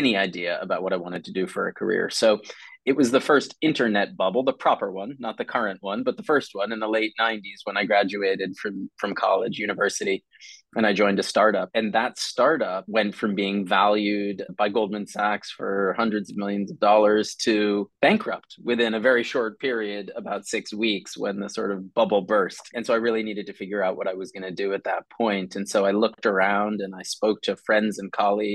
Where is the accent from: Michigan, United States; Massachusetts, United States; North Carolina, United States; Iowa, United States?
Massachusetts, United States; Boston; moved away as an adult; also born or lived in Ohio; I grew up in Boston, Massachusetts in the US